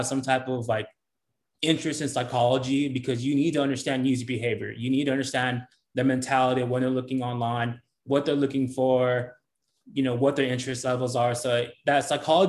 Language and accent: English; Brawley, California, United States; moved away as an adult; now in San Diego, United States; I was born in Brawley, so a small town. You know, been out, I was there till about 20